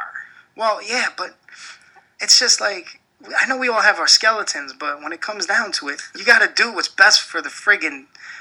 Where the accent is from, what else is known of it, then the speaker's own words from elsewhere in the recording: New York City, New York, United States; also born or lived in Warwick, New York / South Carolina; now in Rochester, United States; I'm born and raised in Brooklyn, New York.